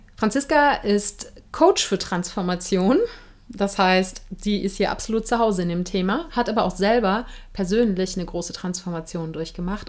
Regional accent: Germany; bei uns in Deutschland

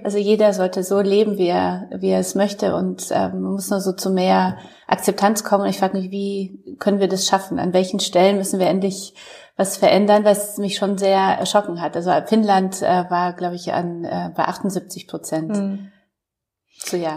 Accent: Poland; now in Germany; ich komme aus Polen

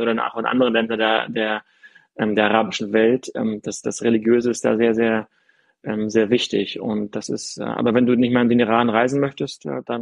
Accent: East Germany, Germany; Und ich bin in Ostdeutschland aufgewachsen, in der, in der unreligiösesten Region, die es überhaupt gibt, ja.

